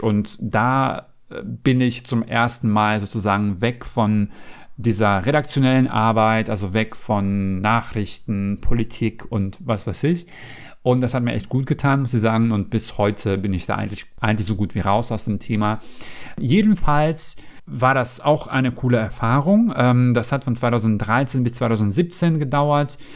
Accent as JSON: {"language": "German", "country": "North Macedonia", "tie": "born or raised there", "second_language": "German", "moved": "as an adult", "lives_now": "Germany", "said": "ich bin jetzt nicht in Deutschland geboren und aufgewachsen, sondern ich komme ursprünglich aus Mazedonien"}